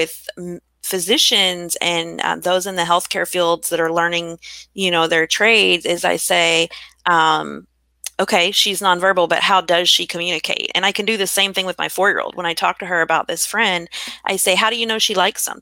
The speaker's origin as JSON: {"language": "English", "region": "Kentucky", "country": "United States", "tie": "born or raised there", "said": "growing up in Kentucky"}